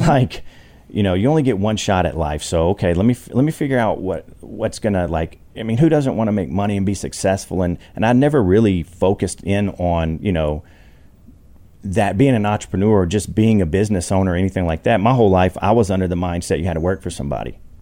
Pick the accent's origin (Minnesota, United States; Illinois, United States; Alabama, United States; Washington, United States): Alabama, United States; I grew up poor in Alabama